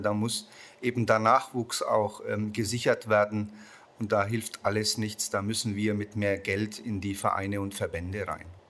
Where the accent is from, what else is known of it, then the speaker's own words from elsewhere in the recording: Nuremberg, Bavaria, Germany; Ich komme aus Nürnberg